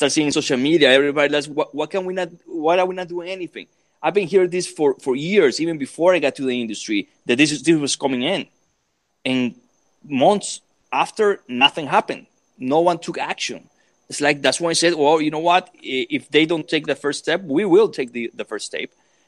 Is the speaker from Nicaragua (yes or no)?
yes; Nicaragua; moved away as an adult; I came from Nicaragua here to make a living. I came to Nicaragua here to raise a family